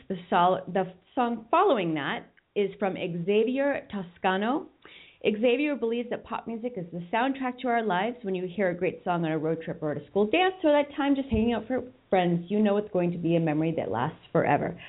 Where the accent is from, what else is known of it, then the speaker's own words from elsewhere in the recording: Boston, Massachusetts, United States; now in California, United States; I'm in California and I'm from Boston